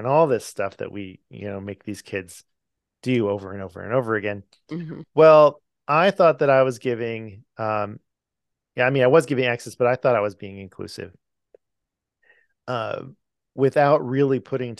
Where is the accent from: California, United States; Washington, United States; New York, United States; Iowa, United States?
California, United States; lives in California, which is where I'm from. I come from California.